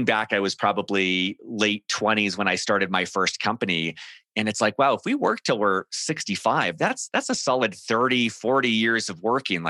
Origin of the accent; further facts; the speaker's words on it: Southern California, United States; moved away as an adult; now in Denver, United States; I grew up in Southern California